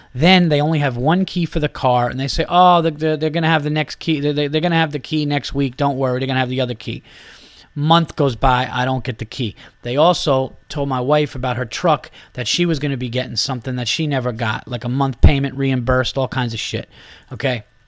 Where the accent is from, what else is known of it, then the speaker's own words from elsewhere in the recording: New York, United States; being a New Yorker